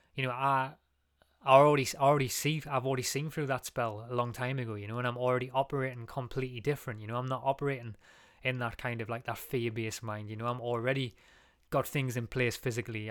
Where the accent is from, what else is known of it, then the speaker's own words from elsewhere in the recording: England, United Kingdom; we're English